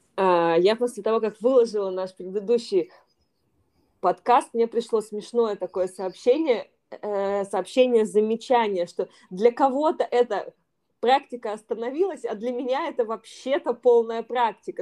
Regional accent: Yekaterinburg, Sverdlovsk Oblast, Russia; moved away as an adult; also born or lived in Saint Petersburg, Russia; now in Bali, Indonesia; сама я из Екатеринбурга, у меня была школа в Екатеринбурге, потом я переехала в Петербург

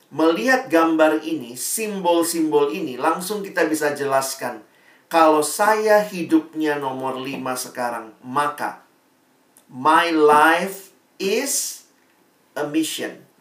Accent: Makassar, South Sulawesi, Indonesia; Jadi saya SMA-nya di Makassar, teman-temannya saya anak daerah

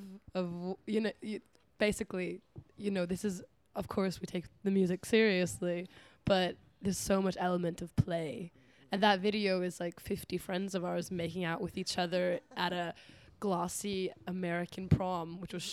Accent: Iceland; I'm from Iceland

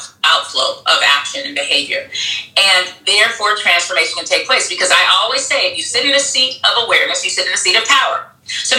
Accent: Bahamas; now in United States; growing up in the Bahamas, like 85% of the people look like me, right?

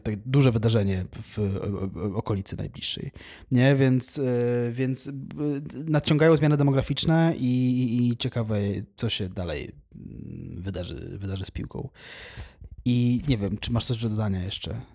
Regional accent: Poland; jestem z Polski

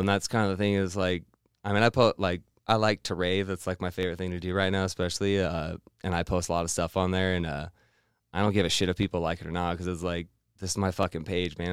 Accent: Missoula, Montana, United States; now in Boise, United States; I'm originally from Montana, Missoula, Montana.

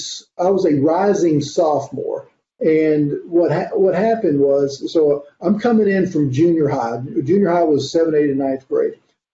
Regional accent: North Carolina, United States; also born or lived in East Tennessee; now in Alabama, United States; No, I'm not. And I grew up primarily in North Carolina, but we moved a lot when I was a kid. I still call East Tennessee primarily my home

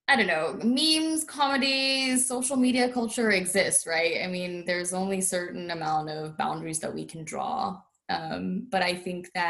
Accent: India; But um, I'm Indian, so that's what I identify as, and that's what I'm going to be for the rest of my life.

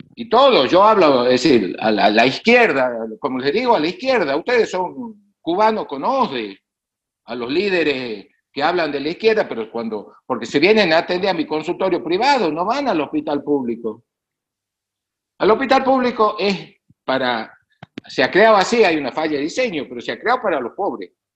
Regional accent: northern Argentina, Argentina; el lugar de donde yo vengo, el NOA y el NEA es pobre

